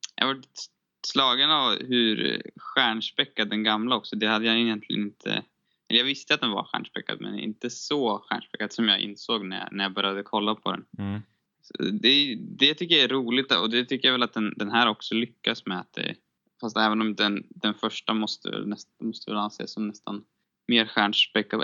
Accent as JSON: {"language": "Swedish", "country": "Sweden", "said": "som svensk"}